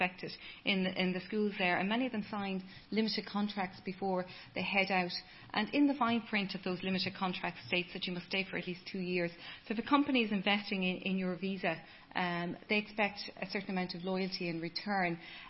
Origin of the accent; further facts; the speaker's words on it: Ireland; moved away as an adult; now in Dubai, United Arab Emirates; So it also affects our reputation as Irish employees there.